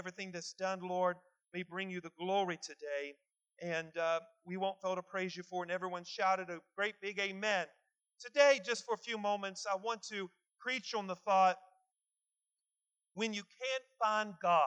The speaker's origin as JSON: {"language": "English", "region": "West Virginia", "country": "United States", "tie": "born or raised there", "said": "growing up in West Virginia"}